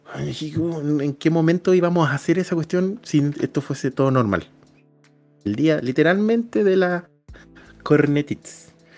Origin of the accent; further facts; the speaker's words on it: Puerto Montt, Los Lagos, Chile; accent: cantadito; moved away; yo hablo cantadito. Pues, yo soy del sur de, Chile, yo soy de Puerto Montt